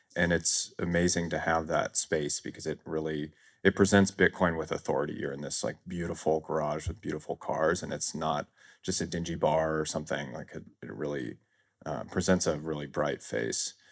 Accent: Chicago, Illinois, United States; moved away as an adult; now in Thailand; I live in Thailand full-time. I moved there in twenty nineteen, but I'm born and raised in Chicago.

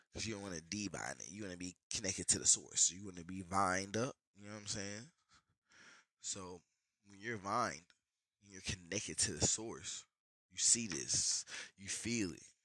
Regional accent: Chicago, Illinois, United States; I'm from Chicago

